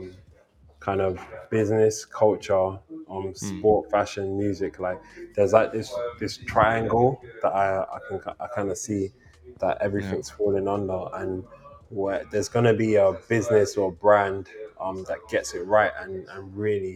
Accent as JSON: {"language": "English", "region": "London", "country": "United Kingdom", "said": "I'm from London"}